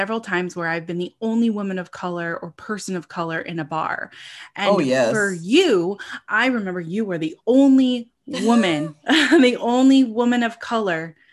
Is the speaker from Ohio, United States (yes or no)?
no; California, United States; moved away as an adult; also born or lived in Buffalo; I lived in California